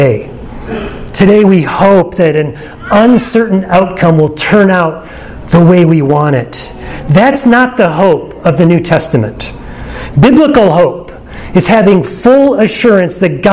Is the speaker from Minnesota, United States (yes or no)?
yes; Minnesota, United States; I grew up in Minnesota.